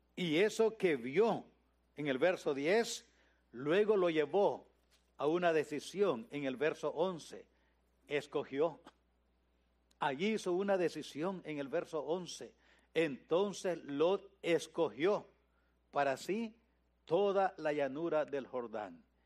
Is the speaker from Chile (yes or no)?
no; Nicaragua; moved away as an adult; now in United States; cuando vine de Nicaragua